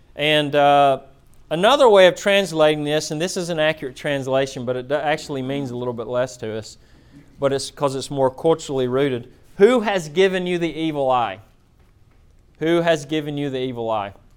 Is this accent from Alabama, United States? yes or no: yes; Florence, Alabama, United States; moved away; I'm from Florence, Alabama. Um, I grew up uh, as a hillbilly